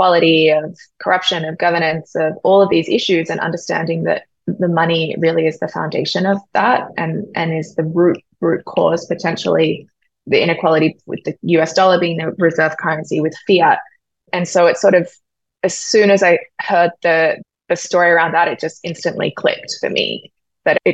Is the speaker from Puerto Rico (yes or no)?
no; Sydney, New South Wales, Australia; moved away as an adult; also born or lived in New York; growing up in Sydney with good public infrastructure